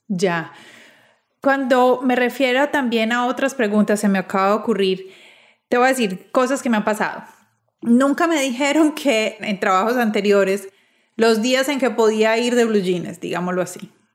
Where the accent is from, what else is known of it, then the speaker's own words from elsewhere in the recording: Medellín, Antioquia, Colombia; moved away as an adult; also born or lived in Bogotá; yo soy de Medellín, estudié, trabajé los primeros años en Medellín, pero después me trasladé a Bogotá